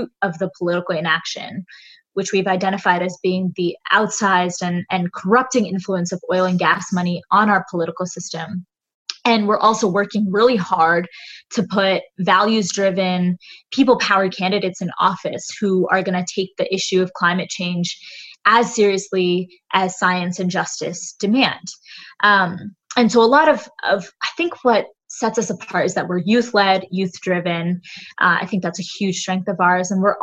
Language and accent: English; Boston, Massachusetts, United States; I am from Boston, Massachusetts